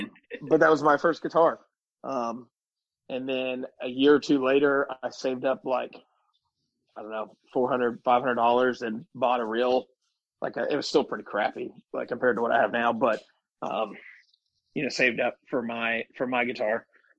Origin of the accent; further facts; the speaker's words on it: Arkansas, United States; So I'm from Arkansas, born and raised.